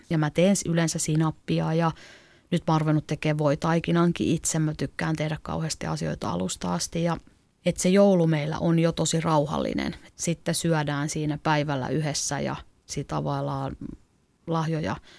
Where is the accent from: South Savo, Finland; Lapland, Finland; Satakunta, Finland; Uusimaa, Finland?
Uusimaa, Finland; Klaukkala; moved away as an adult; also born or lived in Helsinki; mä oon kasvanut maalla Klaukkalassa